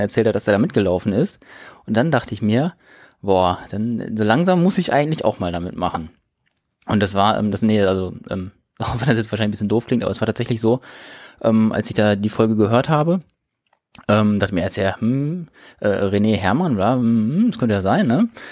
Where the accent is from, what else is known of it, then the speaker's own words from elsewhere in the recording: Detmold, North Rhine-Westphalia, Germany; now in Bielefeld, Germany; ich bin äh, gebürtiger Detmolder